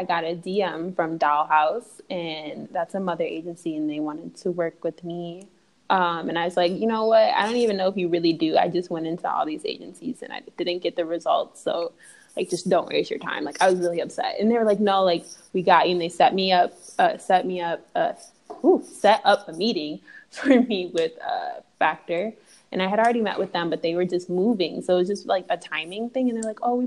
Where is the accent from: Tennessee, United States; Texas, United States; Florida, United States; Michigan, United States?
Michigan, United States; Detroit; I'm from Michigan.